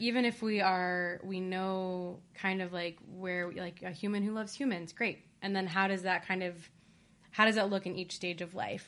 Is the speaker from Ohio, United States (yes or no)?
yes; Ohio, United States; I'm also from Ohio